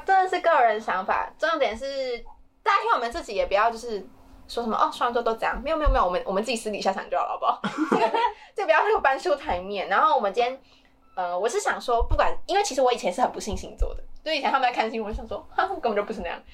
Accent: Taiwan; 我自己身为台湾人

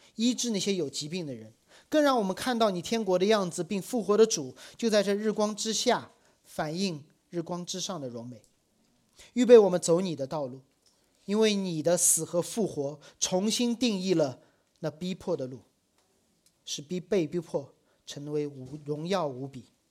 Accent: Shanghai, China; 我小时候在上海，我住在大学的校园里，那时候的上海还没有很多的外国人来

